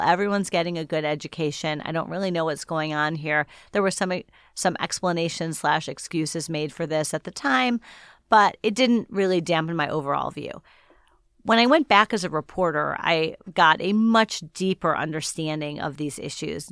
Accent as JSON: {"language": "English", "town": "Shaker Heights", "region": "Ohio", "country": "United States", "tie": "born or raised there", "moved": "yes", "said": "growing up in Shaker Heights was a special place to be"}